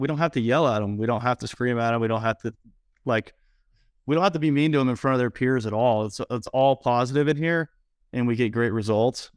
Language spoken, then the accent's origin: English; Idaho, United States; finally moved back to my hometown in Idaho